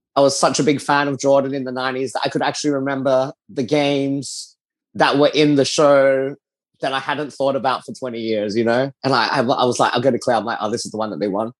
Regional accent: Adelaide, South Australia, Australia; moved away as an adult; now in Singapore; I grew up in Adelaide, Australia

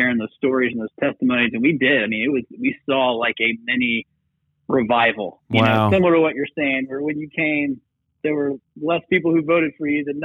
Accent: Atlanta, Georgia, United States; I grew up here in Atlanta, and kind of grew up in the church

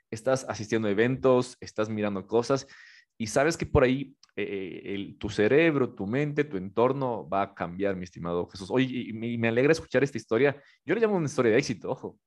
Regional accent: Ecuador; soy ecuatoriano.

